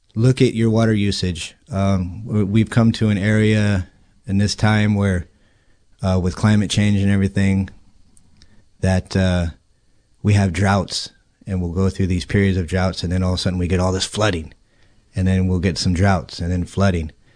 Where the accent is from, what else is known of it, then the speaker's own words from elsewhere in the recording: Healdsburg, California, United States; now in Cloverdale, United States; I grew up in Healdsburg, and so the river was always something that we did